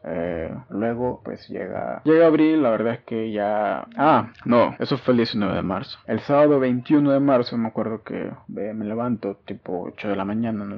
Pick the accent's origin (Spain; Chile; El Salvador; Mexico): El Salvador; en mi país, en El Salvador